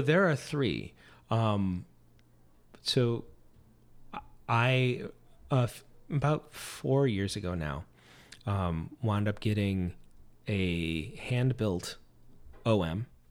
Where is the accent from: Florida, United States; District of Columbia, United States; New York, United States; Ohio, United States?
New York, United States; Corning; moved away as an adult; also born or lived in Michigan; I grew up in Corning, New York